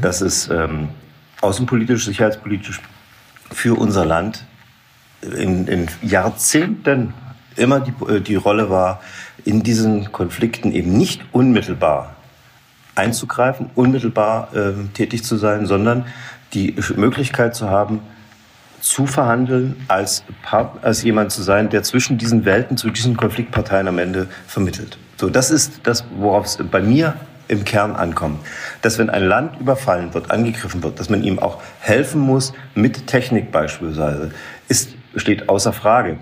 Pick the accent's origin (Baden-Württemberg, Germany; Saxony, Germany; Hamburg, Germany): Saxony, Germany; bei uns in Sachsen